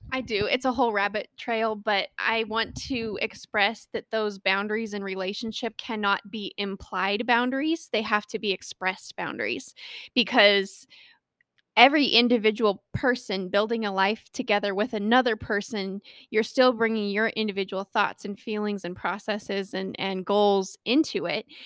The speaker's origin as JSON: {"language": "English", "region": "Colorado", "country": "United States", "tie": "born or raised there"}